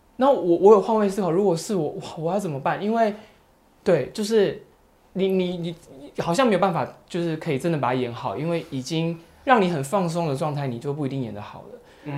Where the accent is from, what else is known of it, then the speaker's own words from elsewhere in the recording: Kaohsiung, Taiwan; moved away; also born or lived in Taipei; 我是高雄人，哦。然后其实我刚上台北的时候